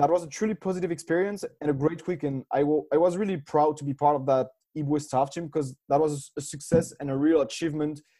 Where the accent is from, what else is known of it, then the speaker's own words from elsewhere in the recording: France; moved away as an adult; also born or lived in Switzerland / Reims, France / Dublin, Ireland; now in Berlin, Germany; I come from France, but I'm half French, half Swiss.